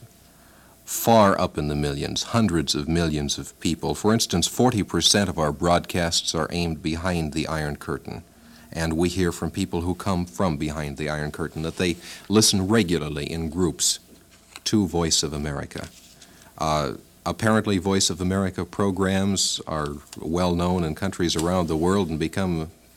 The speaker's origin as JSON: {"language": "English", "country": "United States", "said": "As an American"}